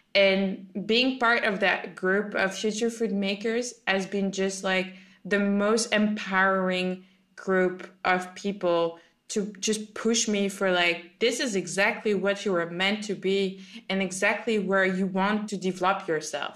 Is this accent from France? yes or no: yes; France; I'm from France